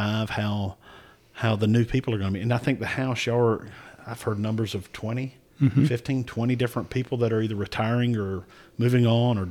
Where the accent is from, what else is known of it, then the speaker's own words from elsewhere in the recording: Anson County, North Carolina, United States; I'm from Anson County. We are a tier one, just a very poor county, declining population